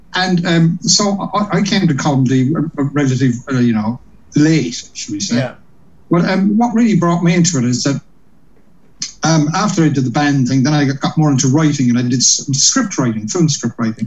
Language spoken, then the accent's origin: English; Cork, Munster, Ireland; now in London, United Kingdom; I'm from Cork in Ireland.